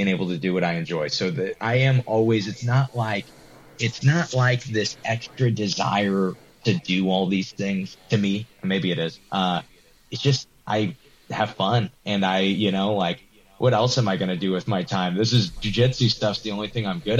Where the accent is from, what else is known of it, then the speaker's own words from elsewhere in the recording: Granite City, Illinois, United States; I'm a nobody from Granite City, Illinois